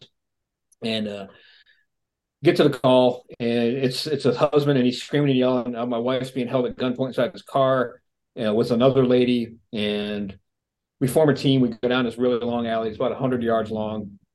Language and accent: English; New England, United States; moved away; also born or lived in Phoenix, Arizona; I was born in New England back in the late 60s